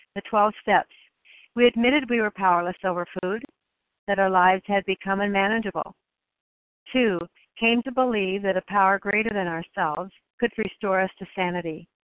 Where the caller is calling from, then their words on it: Oregon, United States; I'm calling in from Oregon today